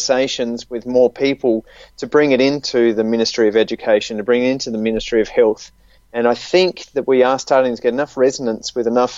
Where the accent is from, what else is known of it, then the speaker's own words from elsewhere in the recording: Australia; accent: Australian; in the case of Australia, as you can tell from my accent